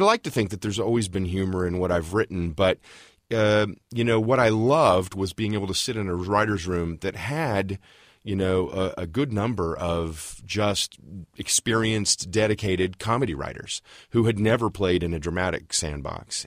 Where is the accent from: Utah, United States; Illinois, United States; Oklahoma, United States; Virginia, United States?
Oklahoma, United States; Tulsa; moved away as an adult; now in Los Angeles, United States; I actually was born and raised in Tulsa, Oklahoma, but it will be thirty years next month in Los Angeles